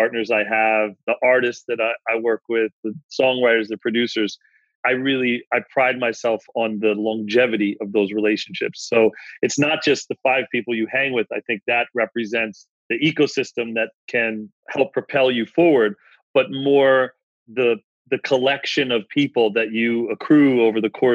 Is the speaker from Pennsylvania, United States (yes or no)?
yes; Philadelphia, Pennsylvania, United States; growing up in Philadelphia